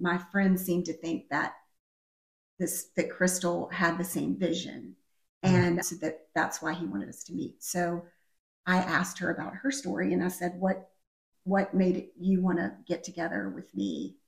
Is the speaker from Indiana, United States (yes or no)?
no; Richmond, Virginia, United States; I grew up here in Richmond